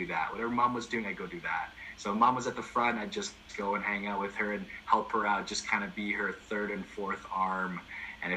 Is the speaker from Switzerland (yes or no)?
no; Calgary, Alberta, Canada; I was born and raised in Sunnyside back when there was low-income housing in Sunnyside.